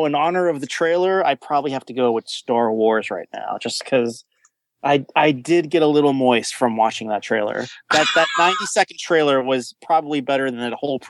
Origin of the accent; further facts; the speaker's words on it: Philadelphia, Pennsylvania, United States; I'm from Philly, so I gotta represent.